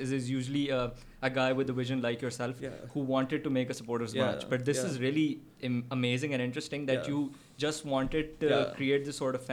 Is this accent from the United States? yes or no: no; Pakistan; as a Pakistani